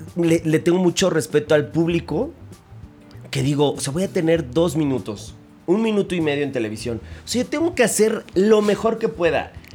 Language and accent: Spanish; Mexico City, Mexico; Yo nací en la Ciudad de México y mi abuela es de Pachuca Hidalgo